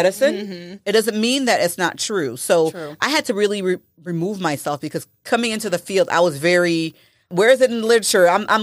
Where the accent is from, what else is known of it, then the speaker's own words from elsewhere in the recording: Haiti; now in United States; Because I'm from Haiti, and there is so much herbal knowledge.